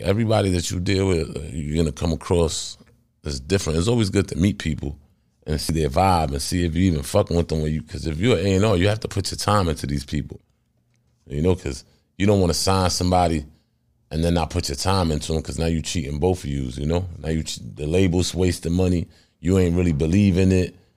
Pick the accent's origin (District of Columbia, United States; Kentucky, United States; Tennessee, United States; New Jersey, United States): New Jersey, United States; I'm from Jersey